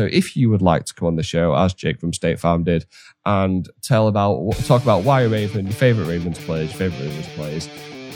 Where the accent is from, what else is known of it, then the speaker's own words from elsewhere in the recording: Yorkshire and the Humber, United Kingdom; I'm from Yorkshire